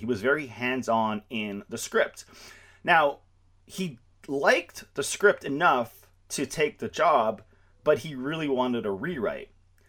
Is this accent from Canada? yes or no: yes; Canada; I'm Canadian